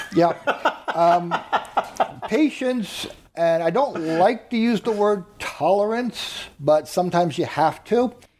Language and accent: English; Long Island, New York, United States; Born and raised on Long Island